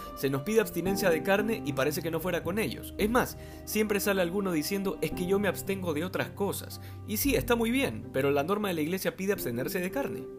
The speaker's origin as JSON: {"language": "Spanish", "region": "Manabí", "country": "Ecuador", "said": "En mi país, concretamente en la provincia de Manabí"}